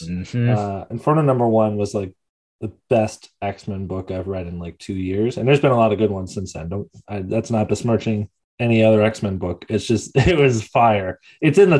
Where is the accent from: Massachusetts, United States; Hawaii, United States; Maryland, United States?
Massachusetts, United States; my home state too